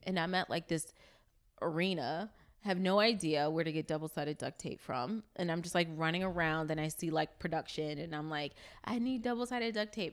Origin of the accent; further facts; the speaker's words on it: New York City, New York, United States; moved away as an adult; now in Los Angeles, United States; I'm from Brooklyn, New York. Um, was raised in East New York